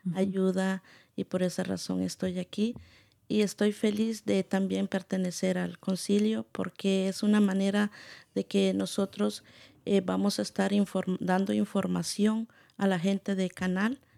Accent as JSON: {"language": "Spanish", "country": "Guatemala", "tie": "born or raised there", "moved": "yes", "lives_now": "United States", "said": "soy originaria de Guatemala"}